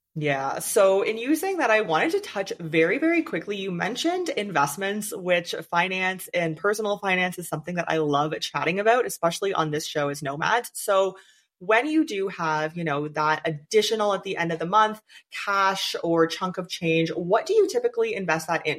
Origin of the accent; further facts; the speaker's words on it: Canada; I'm from Canada too